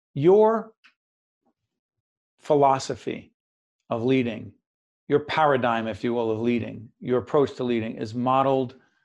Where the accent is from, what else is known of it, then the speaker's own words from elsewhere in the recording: Newark, New Jersey, United States; also born or lived in Montclair, New Jersey; I happen to live in Montclair, born and raised in Newark, New Jersey.